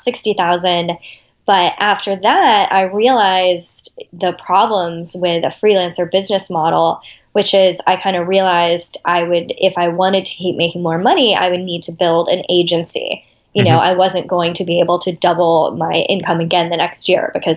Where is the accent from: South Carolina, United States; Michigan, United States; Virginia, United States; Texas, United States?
Texas, United States; Austin; moved away; I grew up in Austin, Texas, where I live now